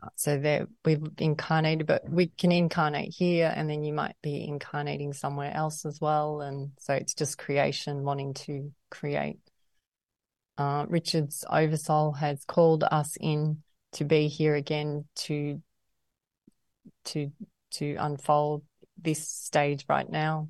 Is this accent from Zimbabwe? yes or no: no; Melbourne, Victoria, Australia; I grew up in Melbourne and I went to a private school in the country there.